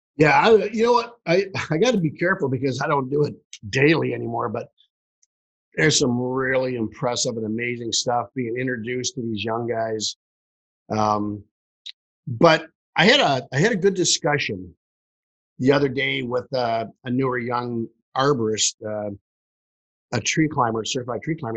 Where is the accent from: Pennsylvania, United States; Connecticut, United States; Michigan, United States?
Michigan, United States; Detroit; I'm from Detroit, Michigan.